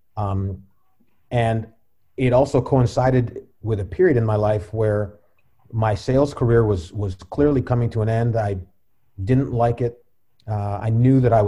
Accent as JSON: {"language": "English", "town": "Cleveland Heights", "region": "Ohio", "country": "United States", "tie": "born or raised there", "also_born_or_lived": "Washington, D.C. / Los Angeles", "said": "I'm originally from Cleveland Heights"}